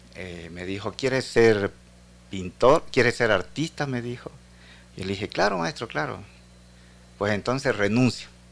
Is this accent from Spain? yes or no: no; Esmeraldas, Ecuador; Esmeralda, que es mi tierra natal